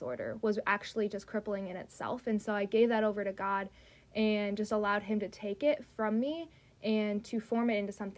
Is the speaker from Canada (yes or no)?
no; Wisconsin, United States; moved away; back to Wisconsin, my hometown, 3.5 hours away